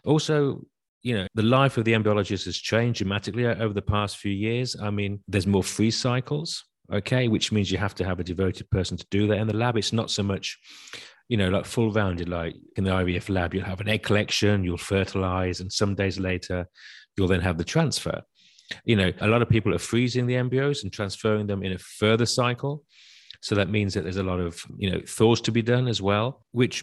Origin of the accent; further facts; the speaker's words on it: United Kingdom; moved away as an adult; also born or lived in Europe; Yes, I was born in Britain, but I've worked most of my life in Europe.